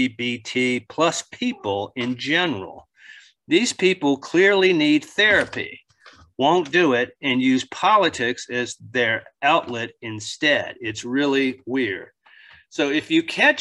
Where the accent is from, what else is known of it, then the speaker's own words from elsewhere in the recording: Northern Neck, Virginia, United States; now in Richmond, United States; where I grew up in the Northern Neck, it snowed a lot. A lot more than it does in Richmond